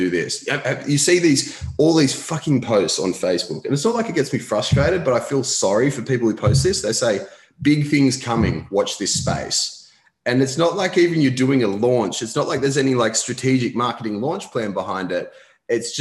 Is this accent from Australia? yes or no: yes; Newcastle, New South Wales, Australia; also born or lived in Sydney; I grew up in Newcastle, so we moved back to Newcastle for a bit